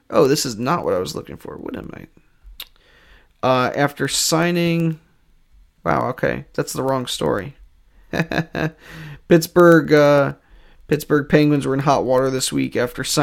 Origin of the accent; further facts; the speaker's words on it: Canada; Let's see, we're from Canada, so it's not too crazy. I mean, we've got some winter tires used to this growing up